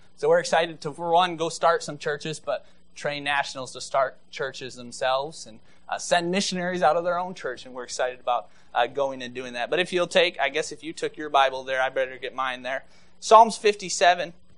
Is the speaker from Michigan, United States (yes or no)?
yes; Maple Rapids, Michigan, United States; I grew up in Maple Rapids, Michigan, so 35 miles north of here